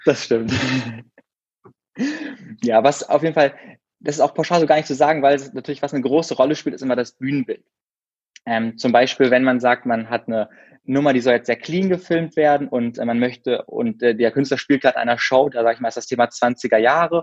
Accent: Berlin, Germany; ich komme aus Berlin und bin so auch in Berlin geboren

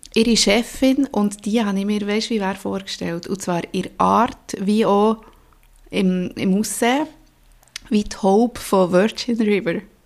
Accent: Emmental, Bern, Switzerland; Ich bin auch im Emmental aufgewachsen

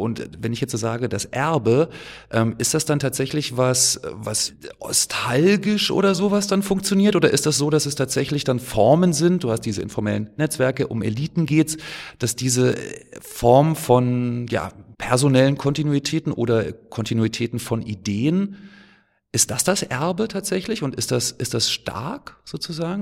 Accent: Germany; ich bin geboren in der DDR zum Beispiel, ich war zwei Jahre alt, als das Ganze dann zu Ende war

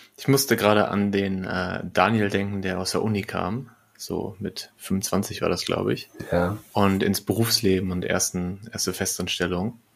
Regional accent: Lippstadt, North Rhine-Westphalia, Germany; also born or lived in Bielefeld; now in Berlin, Germany; in Bielefeld, wo ich lange war, ähm, oder in, in Lippstadt, wo ich geboren bin

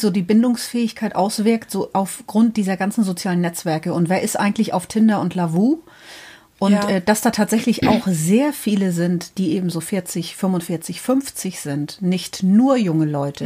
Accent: Northern Germany, Germany; Wir kommen aus dem Norden Deutschlands

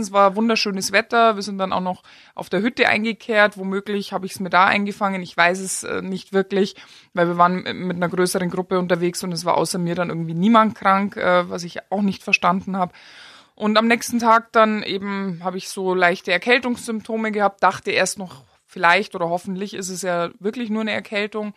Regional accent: Germany; now in Austria; als Deutscher mit deutschem Pass

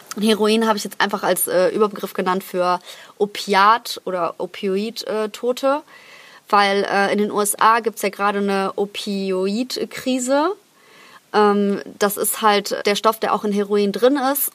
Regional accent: Krefeld, North Rhine-Westphalia, Germany; moved away; in Krefeld in meiner Heimatstadt

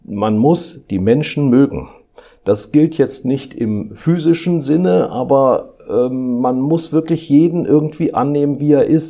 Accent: Rhineland, Germany; moved away as an adult; also born or lived in Karlsruhe / Frankfurt / Düsseldorf / Mainz; nicht in meiner Heimat im Rheinland, sondern ich bin ausgewandert nach Baden

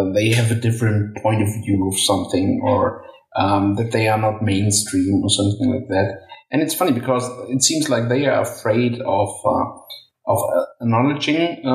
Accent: Germany; I'm a German citizen from day one.

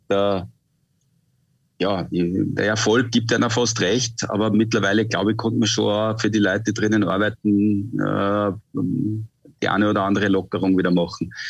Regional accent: Austria; Und äh, jetzt ist dieses Wochenende eine ganz große Ausnahme, weil das Rennen eben bei uns zu Hause in Österreich stattfindet.

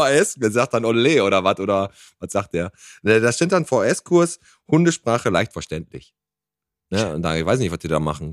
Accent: Bottrop, North Rhine-Westphalia, Germany; Wir kommen aus Bottrop

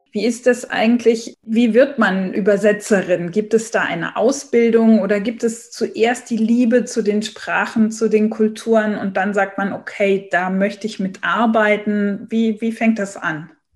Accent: Saarbrücken, Saarland, Germany; also born or lived in Paris; Ich bin ja in Saarbrücken geboren und äh, wir sind ja Grenzregion.

